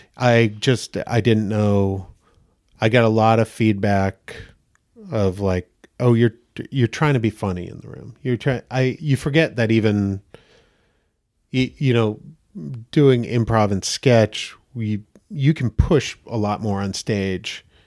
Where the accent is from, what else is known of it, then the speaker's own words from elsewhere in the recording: Damariscotta, Maine, United States; now in Los Angeles, United States; I'm from Damariscotta, Maine